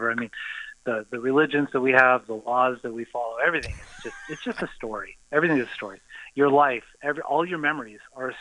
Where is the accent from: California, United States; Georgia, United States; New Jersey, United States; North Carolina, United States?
California, United States; Los Angeles; moved away; also born or lived in Valencia, California / Sherman Oaks, California / North Hollywood, California; I grew up in L.A., Southern California